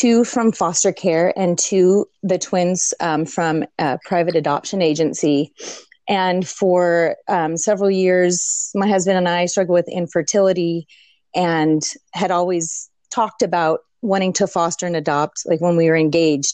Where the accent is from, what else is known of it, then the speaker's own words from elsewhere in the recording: St. Louis, Missouri, United States; also born or lived in Washington State; now in Washington, United States; I live in Washington State. I'm originally from the Midwest, St. Louis, Missouri